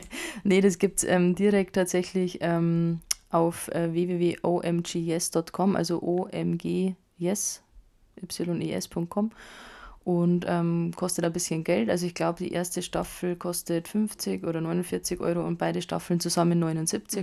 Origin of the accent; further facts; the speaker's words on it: Bavaria, Germany; bei uns in Bayern